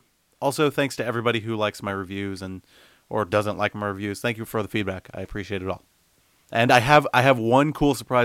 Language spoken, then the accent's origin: English; Miami, Florida, United States; now in Orlando, United States; I'm moving back home to Miami for a bit